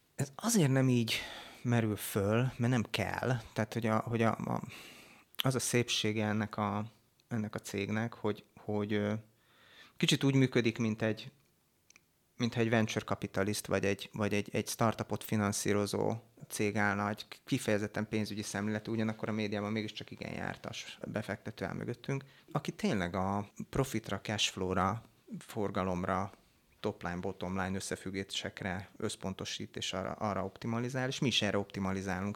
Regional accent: Hungary; itt nőttünk fel zömében, akik a, a cégnél dolgozunk

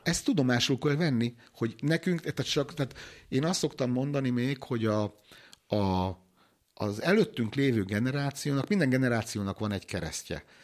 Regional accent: Hungary; vidéki faluból származom

